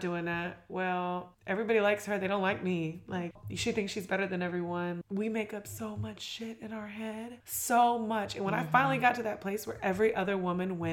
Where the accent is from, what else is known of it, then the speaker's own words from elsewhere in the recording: St. Augustine, Florida, United States; I'm from St. Augustine